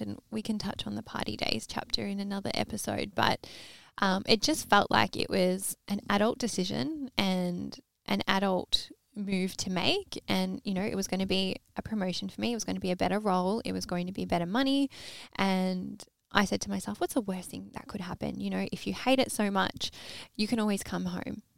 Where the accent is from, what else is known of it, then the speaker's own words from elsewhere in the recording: Melbourne, Victoria, Australia; grew up in Melbourne, Australia.